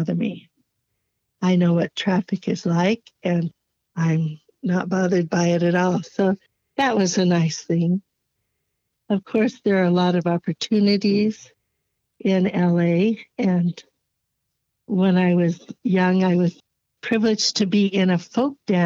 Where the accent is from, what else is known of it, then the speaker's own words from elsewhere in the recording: Los Angeles, California, United States; I was born in Los Angeles, California.